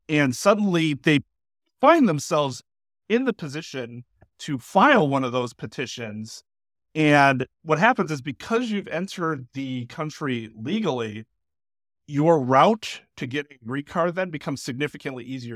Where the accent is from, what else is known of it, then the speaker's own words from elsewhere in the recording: Milwaukee, Wisconsin, United States; I lived in uh, River West for most of my life.